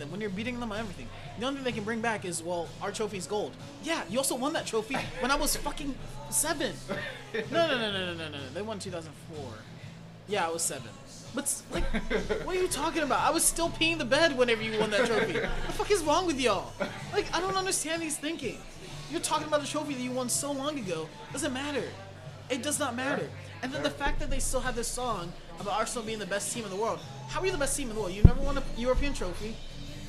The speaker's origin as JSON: {"language": "English", "country": "Ghana", "said": "I'm Ghanaian"}